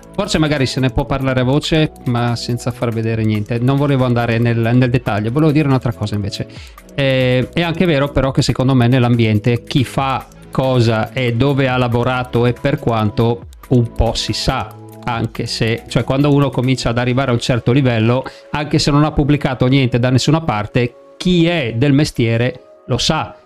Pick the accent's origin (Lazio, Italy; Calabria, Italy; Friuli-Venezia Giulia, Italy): Friuli-Venezia Giulia, Italy; io sono friulano